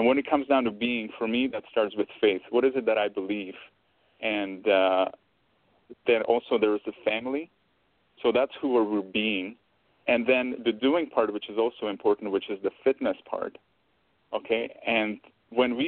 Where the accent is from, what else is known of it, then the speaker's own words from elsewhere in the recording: Czechia; now in Canada; I grew up around the food, because I'm originally from Czech Republic and we ate different food there